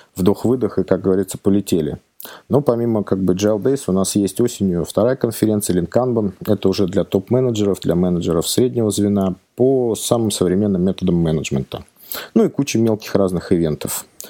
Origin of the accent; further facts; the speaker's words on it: outside Moscow Ring Road, Moscow Oblast, Russia; я не совсем из Москвы, я коренной замкадыш, но как бы работать приходится в Москве